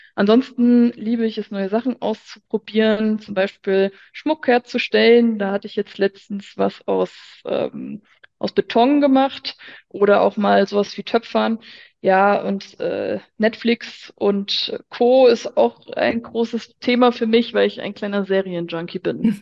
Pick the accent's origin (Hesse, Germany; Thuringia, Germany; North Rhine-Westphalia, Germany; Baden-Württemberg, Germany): Hesse, Germany; Hofgeismar; moved away as an adult; also born or lived in Frankfurt; ich bin kürzlich von Frankfurt zurück in meine Heimat nach Hofgeismar gezogen